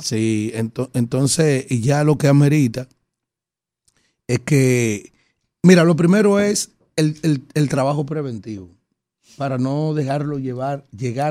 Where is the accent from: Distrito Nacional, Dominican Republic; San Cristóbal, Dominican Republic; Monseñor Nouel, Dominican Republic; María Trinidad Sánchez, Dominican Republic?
San Cristóbal, Dominican Republic; Yaguate; Yo soy de Yaguate, San Cristóbal, que nos divide la provincia y Abaní por el río Nizao